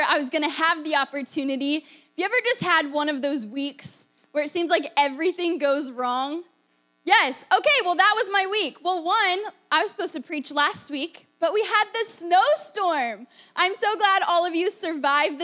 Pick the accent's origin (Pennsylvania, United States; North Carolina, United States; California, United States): Pennsylvania, United States; also born or lived in Florida; I grew up in Pennsylvania